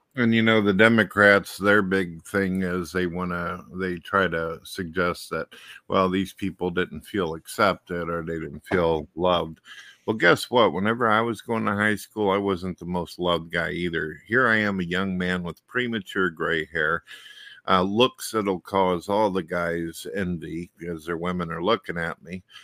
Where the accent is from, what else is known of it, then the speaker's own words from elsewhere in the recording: St. Louis, Missouri, United States; I was born in St. Louis and raised up through many of the years